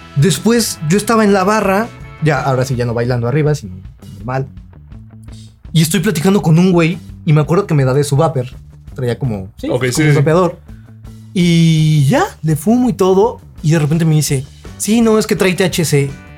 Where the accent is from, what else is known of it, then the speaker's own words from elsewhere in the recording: Mexico; siendo mexicano